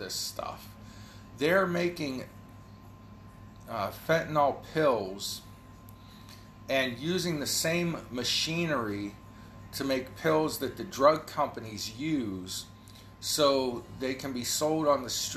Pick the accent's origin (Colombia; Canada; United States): United States; Ohio; I'm from Ohio